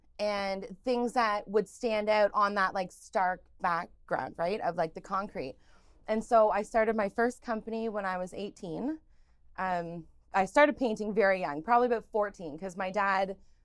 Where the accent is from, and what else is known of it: Oshawa, Ontario, Canada; born or raised there; also born or lived in Stephenville, Newfoundland and Labrador